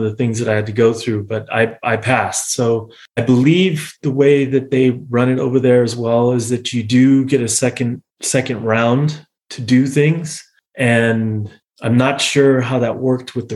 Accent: United States; moved away as an adult; also born or lived in Munich, Germany; as an American

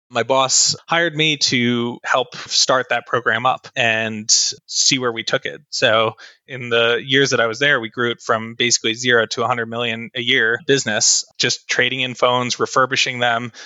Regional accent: New Jersey, United States; moved away as an adult; also born or lived in Texas / Utah; now in Colorado, United States; grew up in New Jersey and I was there my entire childhood up until I turned 18.

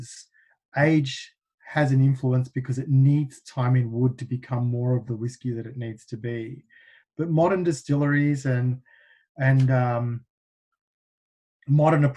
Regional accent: Melbourne, Victoria, Australia; moved away as an adult; now in United States; Melbourne, my hometown

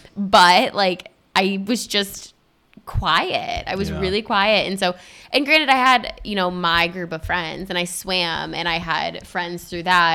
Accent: Spring Lake, Michigan, United States; Spring Lake, Michigan, right outside of Grand Haven

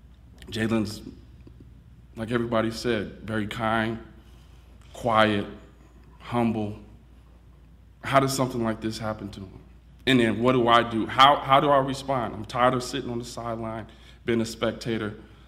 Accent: Houston, Texas, United States; I'm from Houston, Texas. And I'm married to my beautiful wife

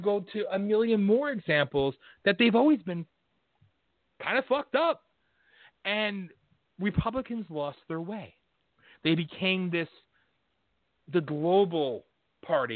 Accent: Pennsylvania, United States; I'm a nobody from Pennsylvania

